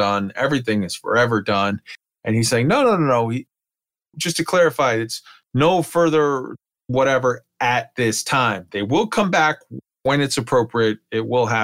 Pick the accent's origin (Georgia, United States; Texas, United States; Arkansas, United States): Texas, United States; San Antonio; San Antonio, Texas, my hometown